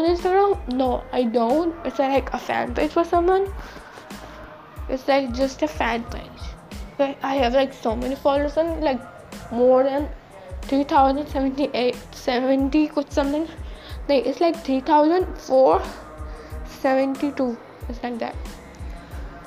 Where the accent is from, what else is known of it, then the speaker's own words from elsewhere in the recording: United States; accent: American; what's my accent? It's like super American.